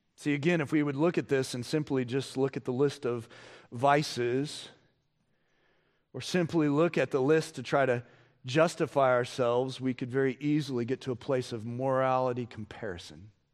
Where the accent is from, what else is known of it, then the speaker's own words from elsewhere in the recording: United States; We as Americans